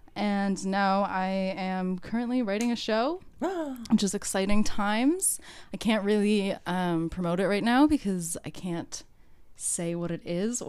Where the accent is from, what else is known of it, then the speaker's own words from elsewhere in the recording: Canada; moved away as an adult; also born or lived in Toronto / Halifax / Scotland; now in Cardiff, United Kingdom; I'm from Canada, Toronto / Halifax.